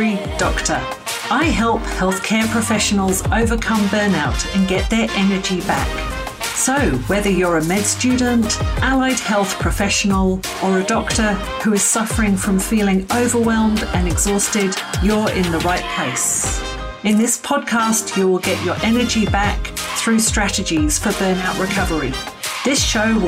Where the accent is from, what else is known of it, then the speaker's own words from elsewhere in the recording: United Kingdom; moved away as an adult; I grew up in the United Kingdom until my early 20s, after I'd finished my medical school training and first year as an intern